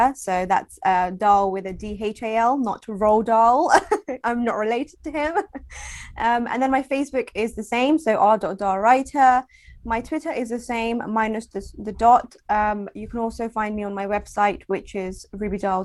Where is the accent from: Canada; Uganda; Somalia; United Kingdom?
United Kingdom; I'm so British